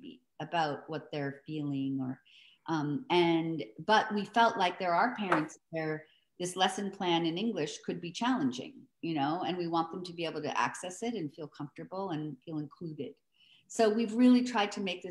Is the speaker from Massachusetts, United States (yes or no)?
no; New York City, New York, United States; I'm from New York City